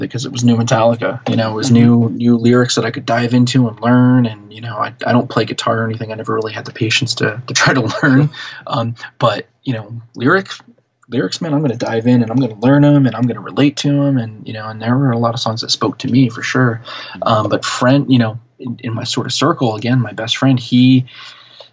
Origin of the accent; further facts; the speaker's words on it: central New Jersey, United States; where I grew up in New Jersey, sort of central New Jersey